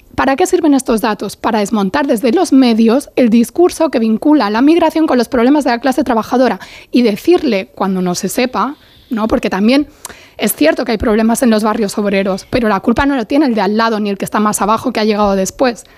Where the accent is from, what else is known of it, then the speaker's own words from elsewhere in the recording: Catalonia, Spain; siendo catalana